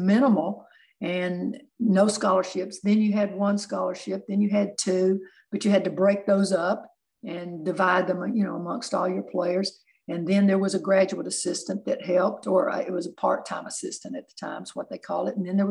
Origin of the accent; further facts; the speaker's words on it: Chattanooga, Tennessee, United States; I grew up in East Lake, and my parents owned a little mom and pop restaurant for 50 years